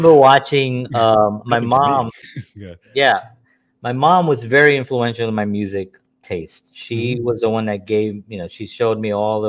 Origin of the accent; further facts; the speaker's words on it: New York City, New York, United States; I'm growing up in the South Bronx